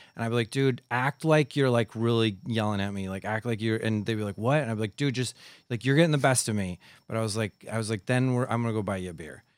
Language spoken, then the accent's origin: English; Midwest, United States; moved away; I'm from the Midwest